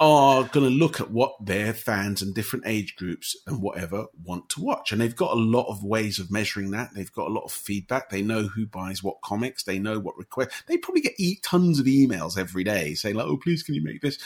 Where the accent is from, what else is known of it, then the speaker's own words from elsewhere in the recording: United Kingdom; as someone who's grown up in the UK as a British person